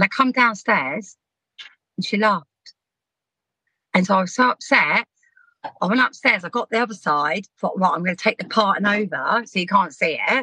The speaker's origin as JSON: {"language": "English", "town": "Southampton", "region": "South East England", "country": "United Kingdom", "tie": "born or raised there", "said": "We were brought up in Southampton"}